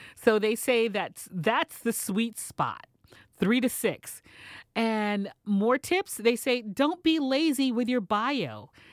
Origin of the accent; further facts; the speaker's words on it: Texas, United States; moved away; I am originally from Texas